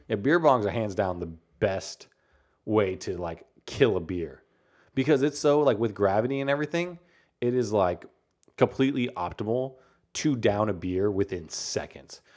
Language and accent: English; San Antonio, Texas, United States; I'm from San Antonio.